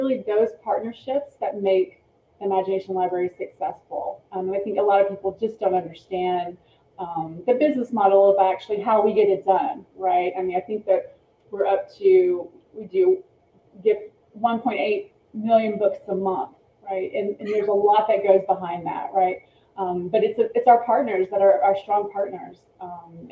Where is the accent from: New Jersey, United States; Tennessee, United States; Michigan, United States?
Tennessee, United States; East; here in my hometown in East Tennessee